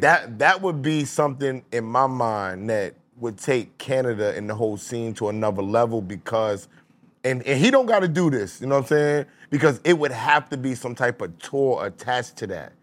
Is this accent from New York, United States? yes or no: yes; New York City, New York, United States; I'm from Queens